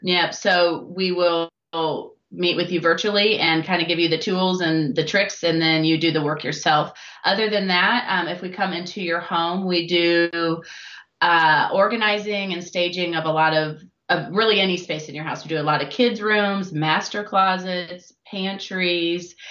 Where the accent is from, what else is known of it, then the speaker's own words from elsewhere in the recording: Iowa, United States; moved away as an adult; now in Louisville, United States; originally I am from Iowa